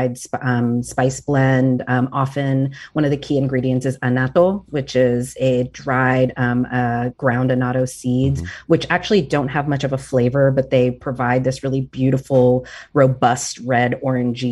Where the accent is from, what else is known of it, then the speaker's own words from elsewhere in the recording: American South outside of Atlanta, Georgia, United States; also born or lived in Puerto Rico; I grew up largely in the American South outside of Atlanta. Puerto Rico is where my heart lives. I was born there, but I moved when I was very young.